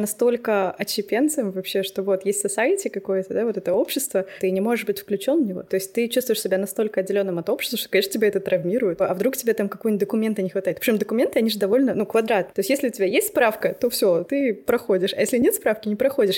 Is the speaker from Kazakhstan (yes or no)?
yes; Kazakhstan; moved away as an adult; also born or lived in Saint Petersburg, Russia; now in Germany; первый раз я переехала в Питер, но мне было 18 угу. лет, и я из Казахстана